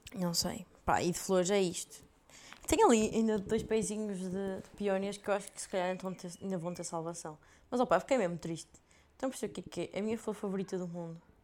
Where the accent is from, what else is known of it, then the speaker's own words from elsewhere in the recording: Portugal; now in Belgium; Nossa terra é Portugal